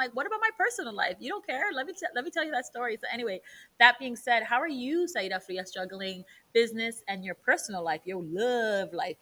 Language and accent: English; New York City, New York, United States; growing up in the Heights